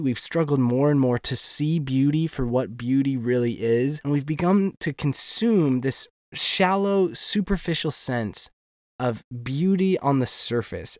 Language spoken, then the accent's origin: English; United States; moved away as an adult; now in Northern Ireland, United Kingdom; as an American